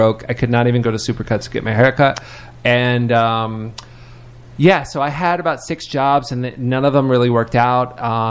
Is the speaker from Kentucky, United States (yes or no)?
yes; Lexington, Kentucky, United States; I moved here from Lexington, Kentucky, which is like about 400,000 people, so not tiny, but, you know, a smaller city.